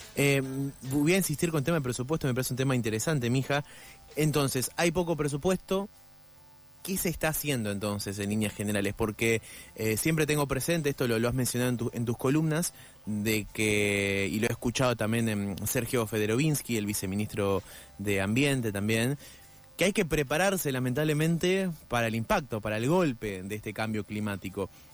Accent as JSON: {"language": "Spanish", "country": "Argentina", "said": "los que habitamos Argentina somos los argentinos"}